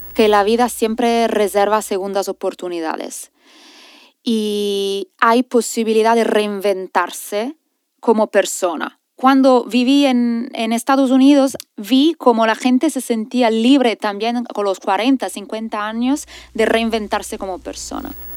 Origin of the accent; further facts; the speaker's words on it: Italian Switzerland, Ticino, Switzerland; moved away as an adult; also born or lived in San Francisco, California; Cuando me moví desde Suiza, donde yo nací y me crié, a California, en San Francisco, pues yo crecí en, un, en una pequeña ciudad de la Suiza italiana